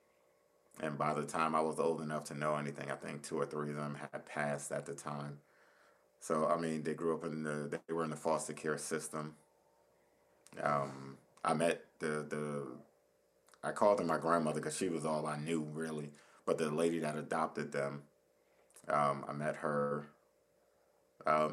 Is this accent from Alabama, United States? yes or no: no; Paterson, New Jersey, United States; I'm from Patterson